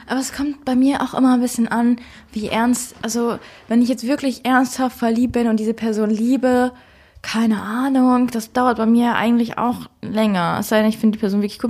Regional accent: Germany; bei uns in Deutschland

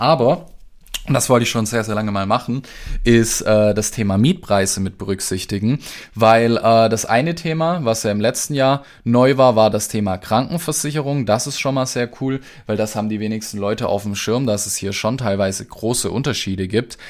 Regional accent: Stuttgart, Baden-Württemberg, Germany; bei mir im Süden, ich komme ja aus Stuttgart

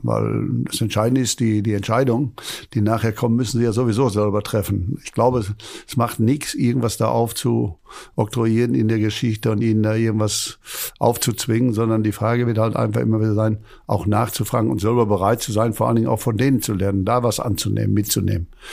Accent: Hamm, North Rhine-Westphalia, Germany; moved away; bei uns in Hamm im Park, wo ich da geboren bin

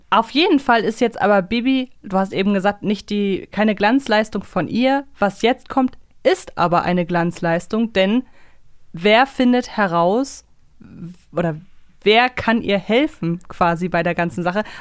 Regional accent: Hamburg, Germany; als Hamburgerin.

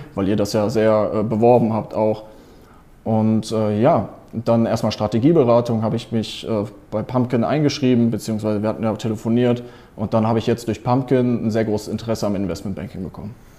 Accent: Cologne, North Rhine-Westphalia, Germany; ich bin gerade in Köln, also ich wohne in Köln, ich komme aus Köln

